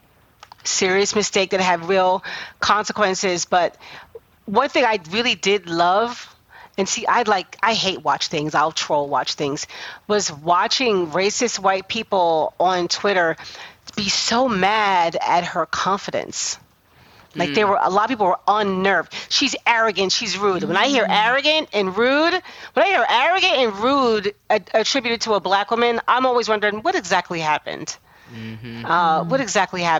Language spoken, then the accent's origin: English; New Jersey, United States; when I was growing up in South Jersey